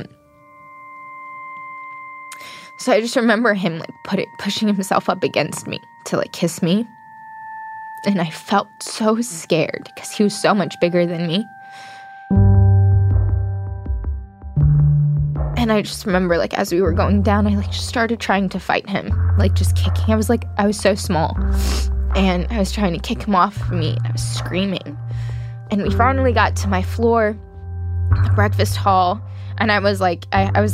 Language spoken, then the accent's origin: English; United States; I'm from America.